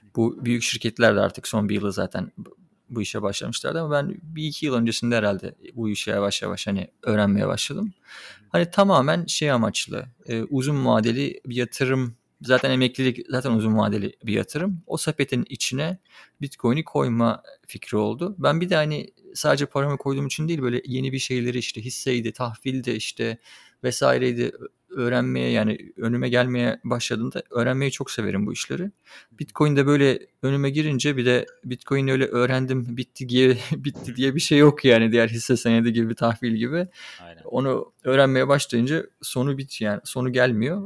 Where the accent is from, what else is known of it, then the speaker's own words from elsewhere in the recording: Çanakkale, Turkey; moved away; also born or lived in Kocaeli; Çanakkale'de doğdum. Orada doğup büyüdüm.